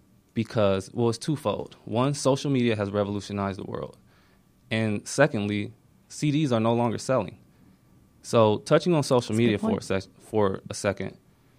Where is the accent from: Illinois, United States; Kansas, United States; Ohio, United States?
Ohio, United States; now in Atlanta, United States; I'm from Ohio. Went to Miami.